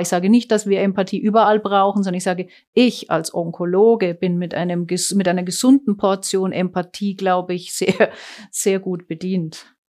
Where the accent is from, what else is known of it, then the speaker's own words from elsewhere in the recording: Germany; moved away as an adult; now in Switzerland; Ich bin in Deutschland groß geworden und aber seit meinem 24. Lebensjahr in der Schweiz.